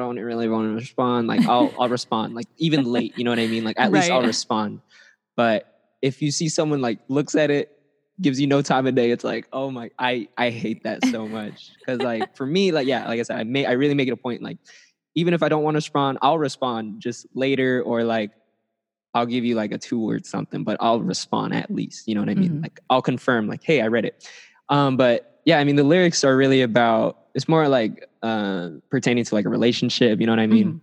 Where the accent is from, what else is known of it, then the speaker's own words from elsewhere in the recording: Rowland Heights, California, United States; I'm a music artist from Roland Heights, California.